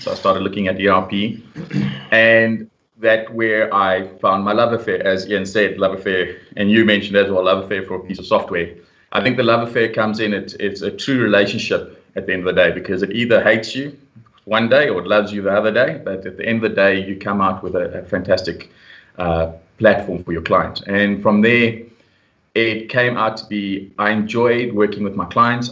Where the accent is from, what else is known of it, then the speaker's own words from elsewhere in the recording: Pretoria, Gauteng, South Africa; also born or lived in Europe; I was born and raised in Pretoria